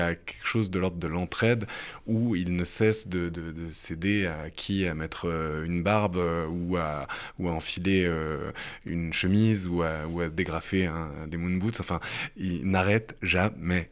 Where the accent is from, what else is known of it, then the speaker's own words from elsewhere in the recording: France; en tant que Français